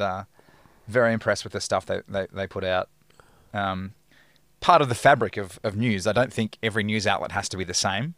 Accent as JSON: {"language": "English", "town": "Perth", "region": "Western Australia", "country": "Australia", "tie": "born or raised there", "moved": "yes", "lives_now": "Melbourne, Australia", "said": "I grew up in Perth"}